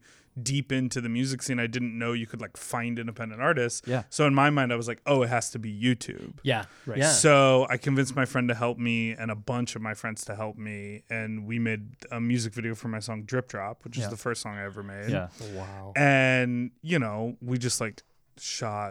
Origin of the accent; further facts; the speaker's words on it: Chicago, Illinois, United States; I'm from Chicago, born and raised.